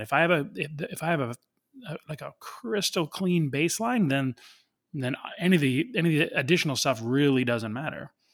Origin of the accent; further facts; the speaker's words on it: Canada; I'm Canadian